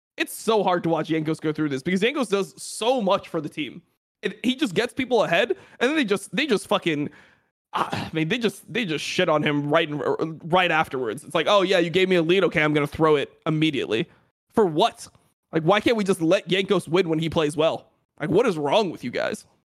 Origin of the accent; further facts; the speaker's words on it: Florida, United States; I'm, I'm from Florida